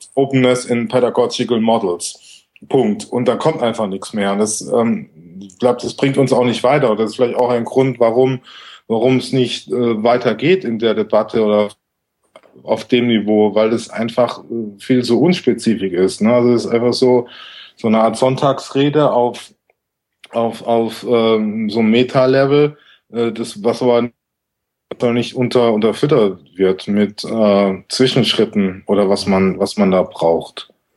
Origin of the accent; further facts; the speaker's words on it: Southern Germany, Germany; moved away; aus meiner Heimat in Süddeutschland